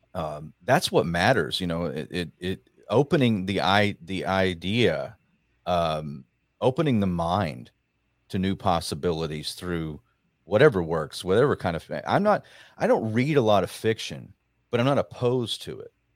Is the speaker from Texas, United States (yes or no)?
yes; Rockwall, Texas, United States; in Rockwall, Texas. Uh, I got asked to speak. It's funny. I, I ran for Congress there, and and uh, that's yeah. my hometown